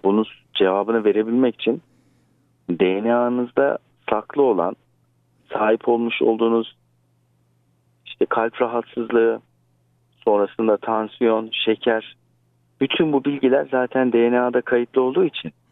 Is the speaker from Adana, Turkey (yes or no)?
no; Istanbul, Turkey; merhaba neredensin diye sordukları zaman İstanbul'u söylüyorum